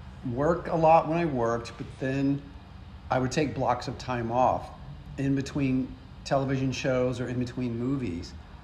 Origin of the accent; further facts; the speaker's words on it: Beaumont, Texas, United States; Beaumont, Texas.